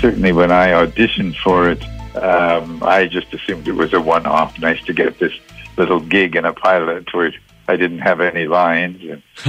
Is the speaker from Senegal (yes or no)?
no; Toronto, Ontario, Canada; moved away; I grew up in Toronto.